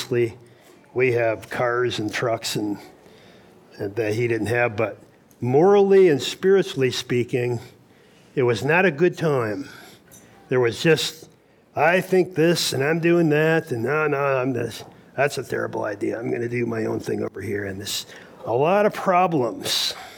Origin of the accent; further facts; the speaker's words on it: Fremont, Michigan, United States; I'm from Fremont, Michigan.